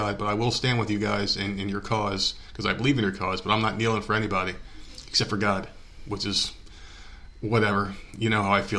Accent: New Jersey, United States; my home state of New Jersey

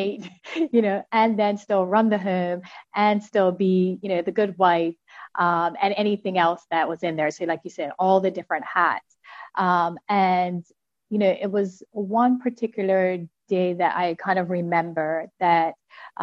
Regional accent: Bermuda; I am from Bermuda

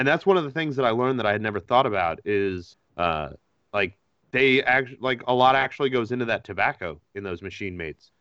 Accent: Connecticut, United States; I grew up in Connecticut

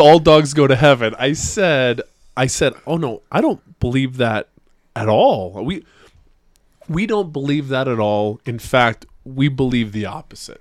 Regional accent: Utah, United States; I was from Utah

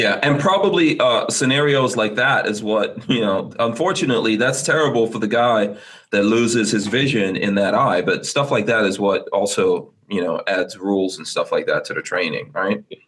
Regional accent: New York City, New York, United States; I grew up in Far Rockaway, New York, in the crack '80s

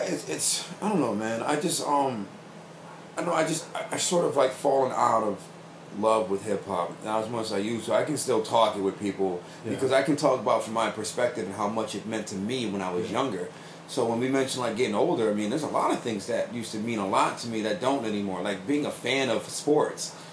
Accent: New Britain, Connecticut, United States; we're from New Britain

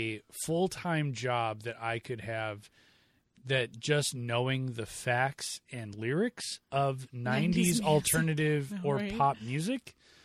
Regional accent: Chicago, Illinois, United States; we're from Chicago.

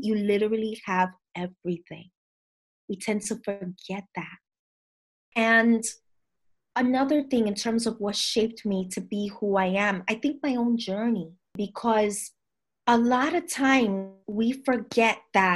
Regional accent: New York City, New York, United States; I'm from the Bronx, from Dominican parents

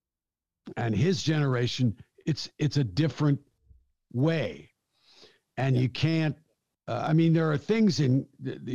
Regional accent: Canada; I'm a Canadian comedian

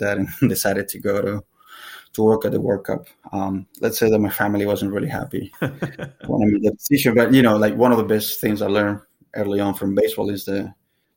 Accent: San Cristóbal, Táchira, Venezuela; moved away; also born or lived in Dominican Republic; I'm originally from Venezuela, from a town called San Cristobal.

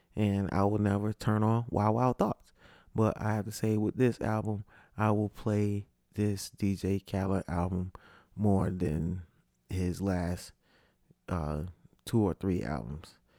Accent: Connecticut, United States; moved away; also born or lived in Orlando; I'm from Connecticut

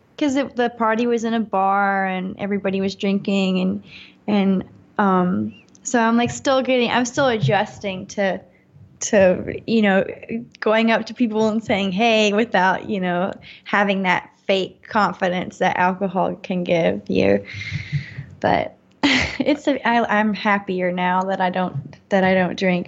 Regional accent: North Carolina, United States; now in Los Angeles, United States; in north carolina in my hometown

